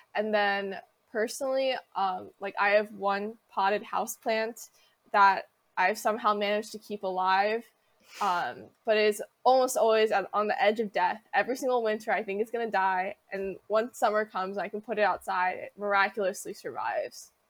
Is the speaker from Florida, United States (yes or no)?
no; Wilmington, Delaware, United States; Wilmington, Delaware, which is my hometown